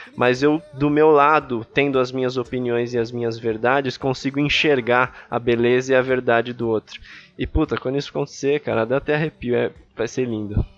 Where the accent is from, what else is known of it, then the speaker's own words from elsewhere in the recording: São Paulo, Brazil; also born or lived in Ipiranga, São Paulo; eu nasci e cresci lá em Itaquera